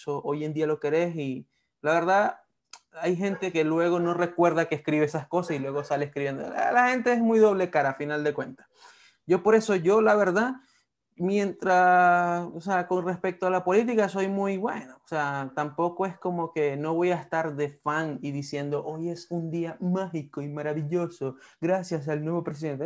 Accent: Venezuela; moved away; siendo venezolanos.

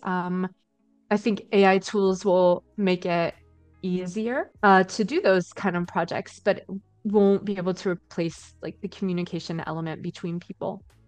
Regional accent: Indiana/Ohio area, Midwest, United States; moved away as an adult; also born or lived in Istanbul, Turkey; now in Berlin, Germany; I'm from Indiana, Ohio uh, area in the U.S.

